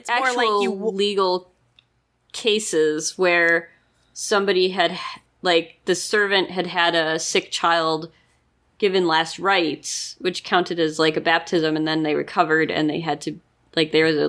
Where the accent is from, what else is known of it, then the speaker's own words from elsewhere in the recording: Midwest, United States; I grew up in the Midwest